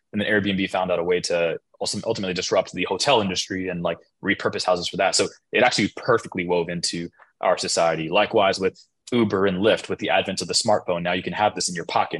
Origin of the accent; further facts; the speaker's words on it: United States; being an American is um, part of our tribe is being multicultural